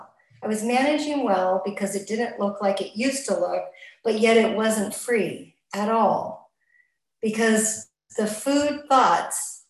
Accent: Los Angeles, California, United States; moved away; also born or lived in Santa Monica; originally I'm from Los Angeles, and that's where I got abstinent, in Santa Monica area

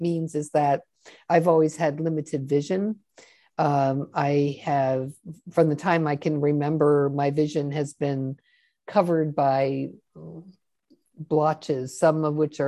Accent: Washington, District of Columbia, United States; I grew up in Washington, D.C. in the late 50s and 60s

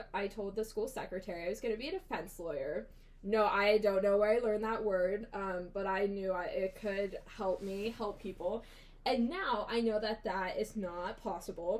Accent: Newark, Ohio, United States; I'm from Newark, Ohio, about an hour out of Columbus

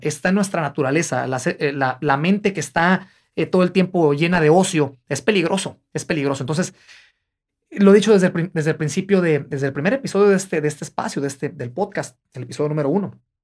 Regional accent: Guadalajara, Jalisco, Mexico; moved away; yo soy de Guadalajara, Jalisco

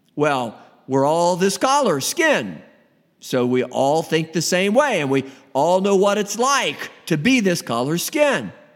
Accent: United States; Me being an American, United States of America

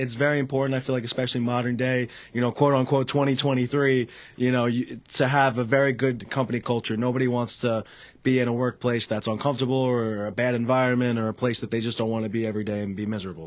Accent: Selden, New York, United States; I come from Selden, New York.

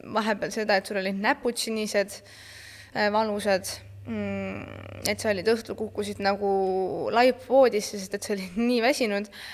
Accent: Estonia; ma olen Eesti äh, parasportlane

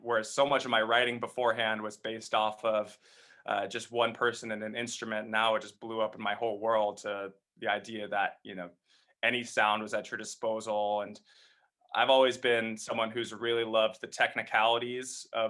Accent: Seattle, Washington, United States; moved away as an adult; also born or lived in New York; now in Los Angeles, United States; I grew up in Seattle, Washington, and been living here in Los Angeles area for a little over 8 years now

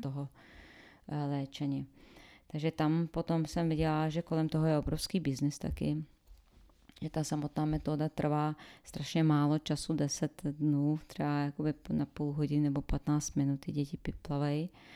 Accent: Sarajevo, Federation of Bosnia and Herzegovina, Bosnia & Herzegovina; Czech is a second language; moved away as an adult; also born or lived in Croatia; now in Czech Republic; původem se ze Sarajeva a v Sarajevu po válce jsem studovala přírodovědu

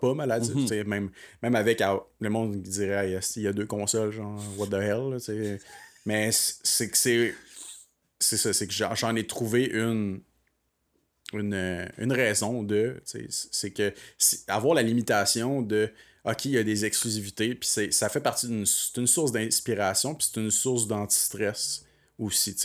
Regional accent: Magog, Quebec, Canada; je viens de Magog et non de Sherbrooke

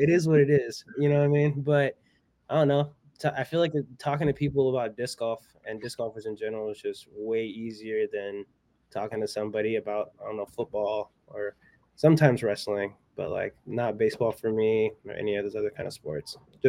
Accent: California, United States; I grew up playing in the Redwood Curtain, but I learned how to play in the Redwood Curtain, and that was in Humboldt County.

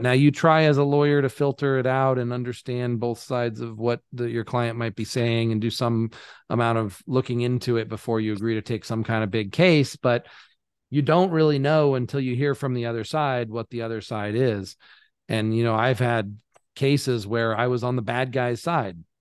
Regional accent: United States; moved away; as an American

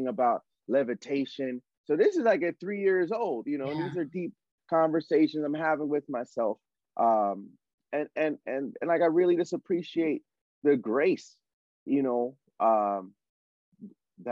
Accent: Connecticut, United States; now in Los Angeles, United States; Where I grew up in Connecticut, as you know, on Plainfield Street

